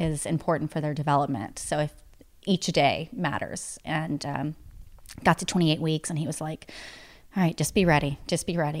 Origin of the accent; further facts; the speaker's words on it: East Tennessee, United States; now in Nashville, United States; I'm from East Tennessee, but my mom grew up in Nashville